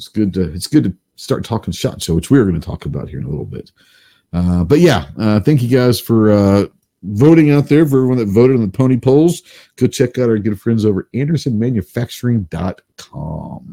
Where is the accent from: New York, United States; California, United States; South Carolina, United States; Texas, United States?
Texas, United States; now in Arkansas, United States; I'm still a Texan